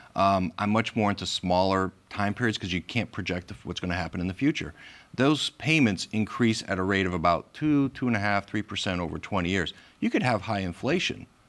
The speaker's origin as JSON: {"language": "English", "region": "Massachusetts", "country": "United States", "tie": "born or raised there", "moved": "as an adult", "lives_now": "Rhode Island, United States", "said": "I grew up in Massachusetts. I came here about 30 years ago"}